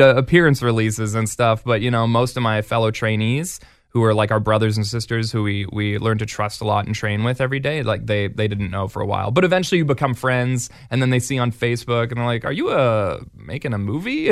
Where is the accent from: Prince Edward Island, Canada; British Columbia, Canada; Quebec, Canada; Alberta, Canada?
Alberta, Canada; Edmonton; my hometown is Edmonton